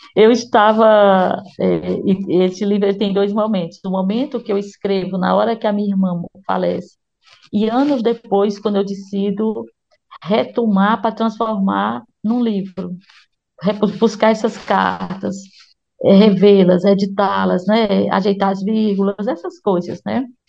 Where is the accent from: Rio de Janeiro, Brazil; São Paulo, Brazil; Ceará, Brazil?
Ceará, Brazil; Eu sou nordestina, sou do Ceará, moro em Fortaleza